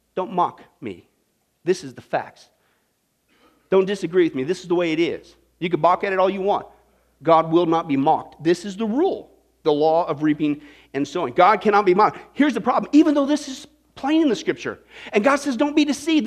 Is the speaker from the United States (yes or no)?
yes; Kansas, United States; I grew up in Kansas